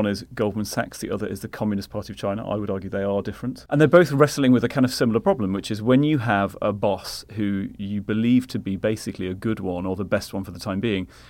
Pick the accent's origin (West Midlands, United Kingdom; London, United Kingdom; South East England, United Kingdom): London, United Kingdom; now in New York, United States; Well, so obviously I came from London to now based in New York